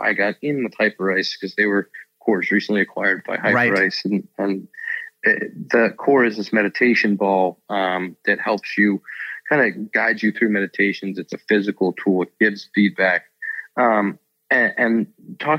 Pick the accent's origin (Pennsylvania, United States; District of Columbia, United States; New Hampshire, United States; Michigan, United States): Pennsylvania, United States; Pittsburgh; I grew up in Pittsburgh